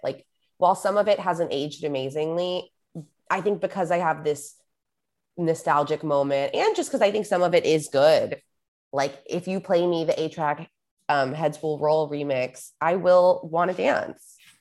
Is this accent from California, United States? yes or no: yes; Los Angeles, California, United States; also born or lived in San Francisco / New York; I grew up in Los Angeles, um, that's where I live now